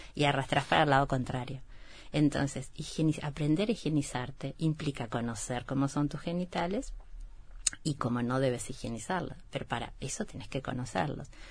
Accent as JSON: {"language": "Spanish", "region": "Durazno countryside", "country": "Uruguay", "said": "soy del campo de Durazno"}